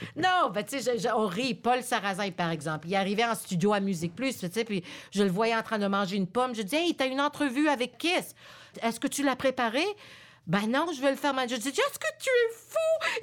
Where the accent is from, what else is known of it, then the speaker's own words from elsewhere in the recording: Montreal, Quebec, Canada; French is a second language; also born or lived in Laval; Je viens de Montréal. Je suis née ici à Montréal